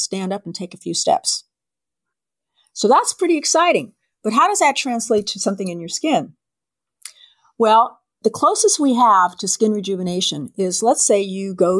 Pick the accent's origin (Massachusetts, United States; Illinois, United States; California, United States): California, United States; San Diego; I was born in San Diego at Mercy Hospital. And when my parents took me home, they took me home to a rural area of San Diego.